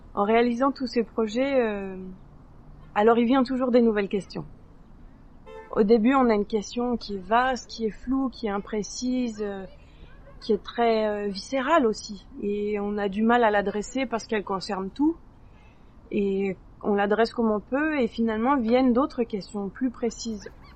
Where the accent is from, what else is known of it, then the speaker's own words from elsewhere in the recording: France; moved away as an adult; now in Quebec, Canada; j'ai grandi en France, mais j'ai un père hongrois